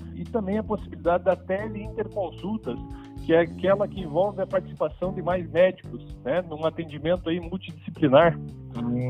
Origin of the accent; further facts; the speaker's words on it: Brazil; como bons brasileiros né, que somos